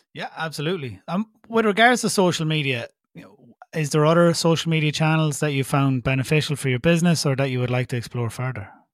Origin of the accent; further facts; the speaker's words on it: Ireland; accent: Irish; my Irish accent makes me unique